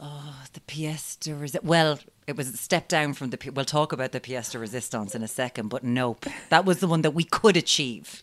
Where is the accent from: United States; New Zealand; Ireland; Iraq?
Ireland; Limerick, Munster; I'm from Limerick and, you know, Stab City, we've got guns now, lads